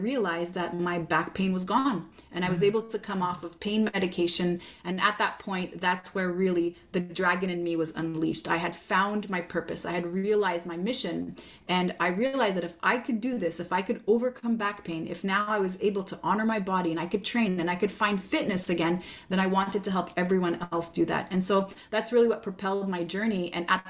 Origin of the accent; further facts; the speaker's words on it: Montreal, Quebec, Canada; Oh, I'm from Montreal, Quebec, Canada.